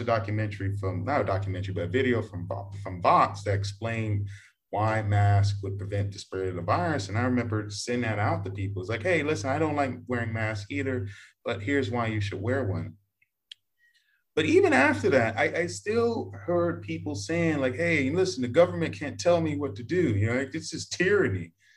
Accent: Texas, United States; now in Vietnam; I'm from Texas

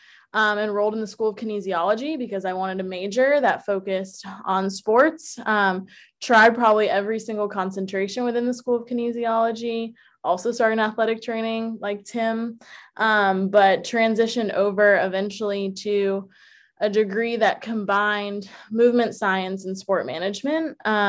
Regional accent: Atlanta, Georgia, United States; also born or lived in Philadelphia / New Jersey / District of Columbia, United States; I was born in Philadelphia, also like …, but I call Atlanta home. That's where I spent the most formative years of my life.

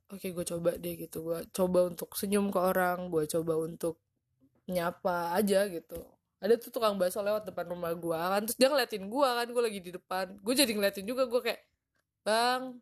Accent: Padang, West Sumatra, Indonesia; waktu SMP tuh gue jadi uh, baru pulang gitu ke Padang sekolah di Padang sekolah di kampung gue

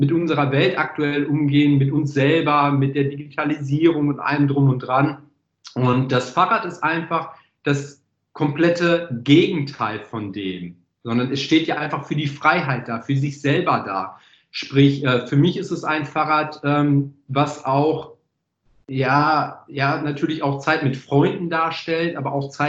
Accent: Netherlands; born there; Ich bin ja Holländer gebürtig.

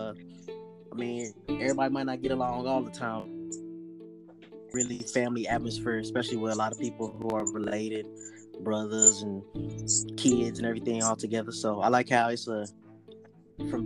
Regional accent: Dallas, Texas, United States; now in Tulsa, United States; I grew up in Dallas, Texas

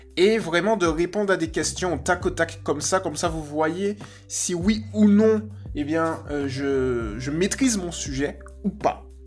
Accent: Guadeloupe; je viens de Guadeloupe

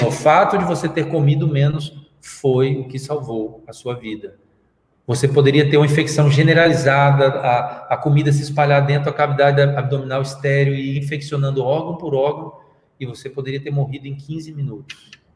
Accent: Brazil; eu sou brasileiro

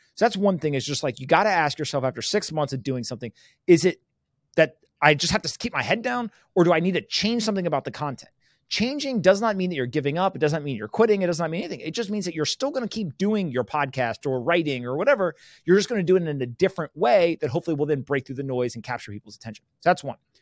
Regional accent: United States; first language English; I was born in the United States where there was rule of law

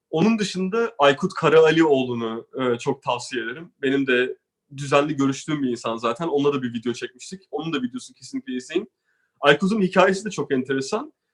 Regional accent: Turkey; moved away; biz Türkler olarak

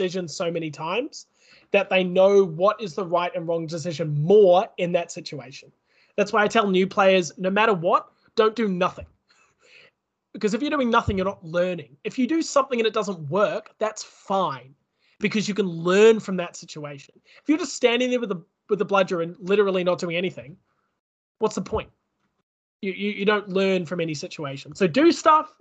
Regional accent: New Zealand; now in Australia; I am from New Zealand

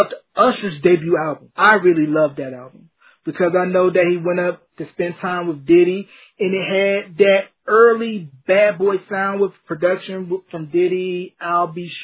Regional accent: North Carolina, United States; my home state of North Carolina

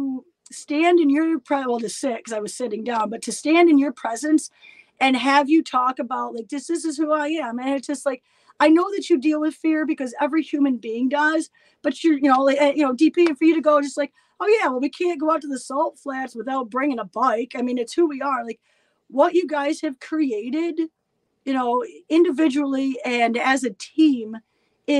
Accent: Elmira, New York, United States; My hometown of Elmira, New York

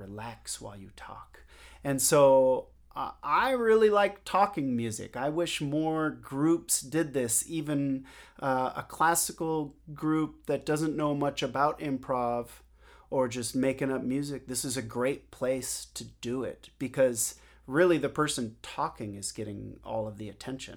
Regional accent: Seattle, Washington, United States; moved away as an adult; now in New York City, United States; I grew up in Seattle

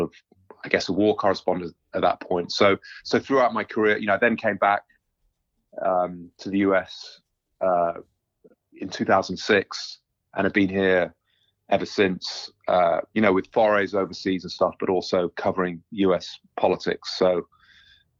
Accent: United Kingdom; moved away as an adult; now in United States

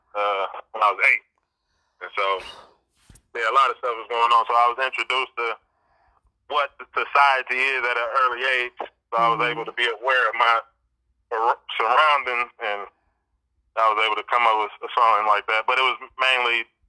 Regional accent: Detroit, Michigan, United States; growing up in Michigan, in Detroit, I was introduced to my environment kind of early

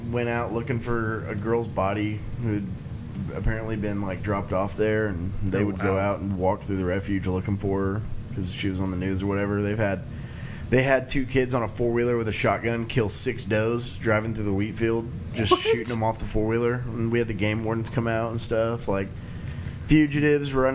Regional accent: Oklahoma, United States; I'm a redneck from Oklahoma

